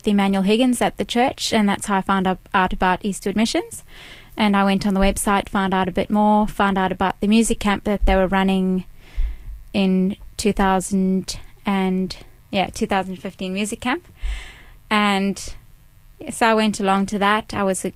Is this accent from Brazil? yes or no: no; Cape Town, Western Cape, South Africa; moved away as an adult; also born or lived in Durban, South Africa; now in Melbourne, Australia; I was born in South Africa. I grew up in Cape Town. When I was 12, I moved to Durban.